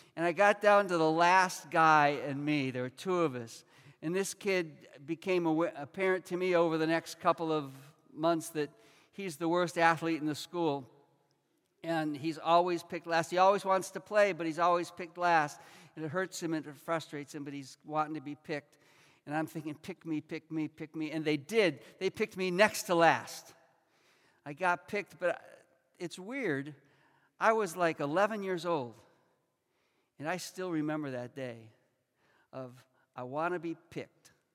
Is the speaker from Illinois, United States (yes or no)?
yes; Chicago, Illinois, United States; moved away as an adult; also born or lived in Rockford, Illinois; I was born and raised in Chicago. I went to the same school system, lived in the same neighborhood until I was 18 and came here to college